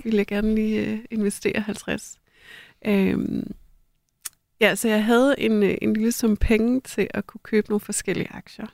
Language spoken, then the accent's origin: Danish; North Jutland, North Denmark Region, Denmark; i Nordjylland, hvor jeg er vokset op